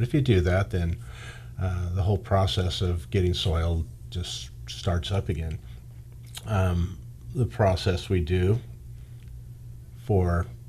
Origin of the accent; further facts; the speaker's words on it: Bakersfield, California, United States; also born or lived in Bay Area, California; I was born and raised in Bakersfield, California. I've lived here my whole life, other than a short time in the Bay Area when I was in my 20s. Came back here, started a family.